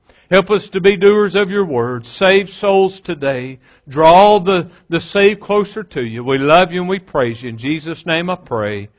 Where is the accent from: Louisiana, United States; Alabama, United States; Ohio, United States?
Louisiana, United States; West Monroe; growing up in West Monroe, Louisiana, like any other 15, 16-year-old boy